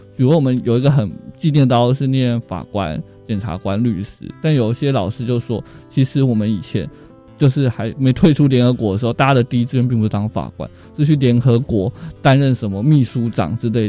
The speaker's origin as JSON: {"language": "Chinese", "region": "Changhua County", "country": "Taiwan", "tie": "born or raised there", "said": "我是彰化人，然后我念的是彰化县的阳明国中跟民生国小"}